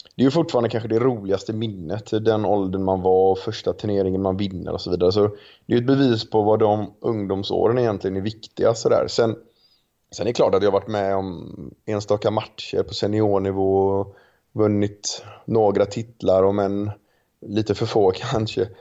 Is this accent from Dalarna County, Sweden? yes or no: no; Gothenburg, Västra Götaland, Sweden; jag är familjefar och göteborgare